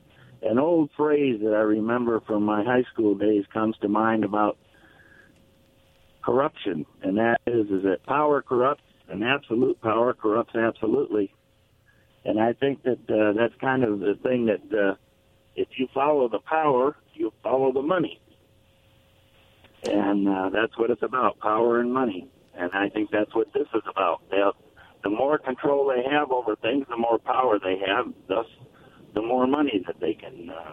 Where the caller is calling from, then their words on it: Richland, Washington, United States; I'm calling from Richland.